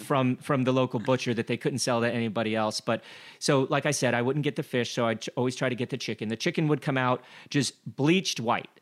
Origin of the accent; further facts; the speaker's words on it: Glenwood Springs, Colorado, United States; I grew up in Glenwood Springs, Colorado